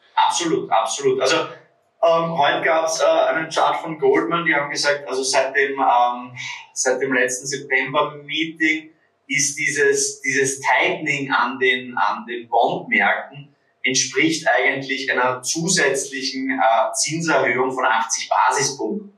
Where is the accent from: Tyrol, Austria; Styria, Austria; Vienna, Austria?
Vienna, Austria; würde man bei uns in Wien sagen